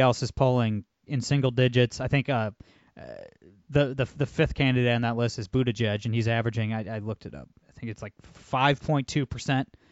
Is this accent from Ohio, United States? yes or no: yes; Toledo, Ohio, United States; I'm from Toledo, Ohio